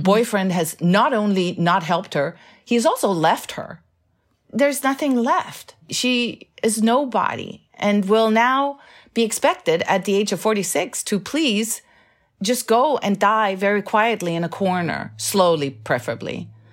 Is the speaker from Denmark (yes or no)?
yes; Denmark; now in United States; this great love of my country of birth.